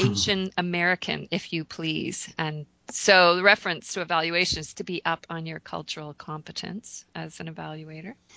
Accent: Canada; I'm Canadian

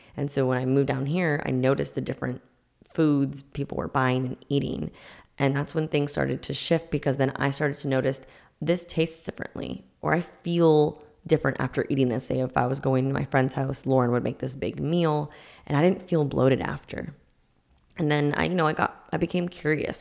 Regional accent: Massachusetts, United States; I'm from Massachusetts

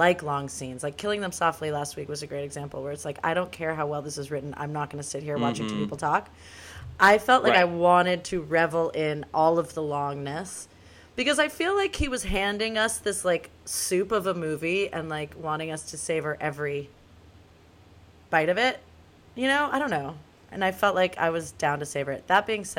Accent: Los Angeles, California, United States; moved away as an adult; now in New York, United States; I'm born and raised in Los Angeles

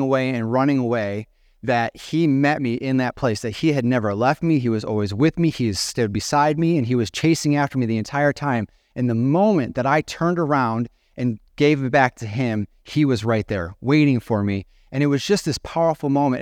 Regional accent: Genoa, Illinois, United States; moved away as an adult; also born or lived in Bethalto, Illinois; now in Chicago area, United States; I'm from Genoa

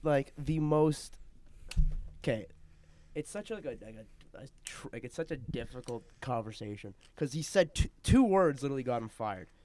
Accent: Canada; just so that I go to China once in a while does not mean I'm not a Canadian

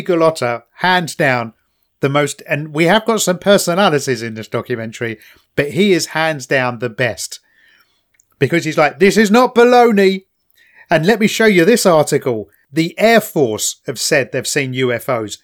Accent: London, United Kingdom; now in Kent, United Kingdom

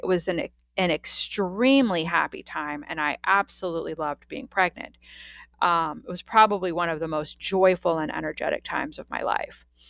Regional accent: Washington, District of Columbia, United States; I was born in Washington, D C in nineteen seventy-one, and I grew up

